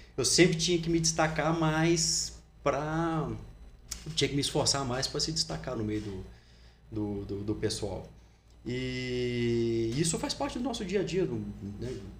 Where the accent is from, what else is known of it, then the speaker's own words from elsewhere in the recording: Resende, Rio de Janeiro, Brazil; eu nasci em Resende, né, no estado do Rio de Janeiro, então desde pequeno eu sempre gostei muito de esporte